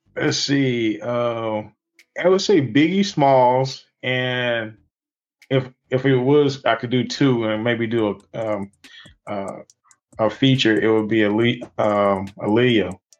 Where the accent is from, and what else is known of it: Wilson, North Carolina, United States; also born or lived in Sims, North Carolina